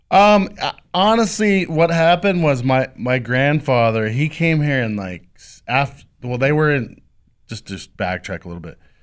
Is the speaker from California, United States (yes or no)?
yes; El Cajon, California, United States; also born or lived in Del Mar, California; Grew up in, uh, I guess what you would call, uh, it's Rancho San Diego now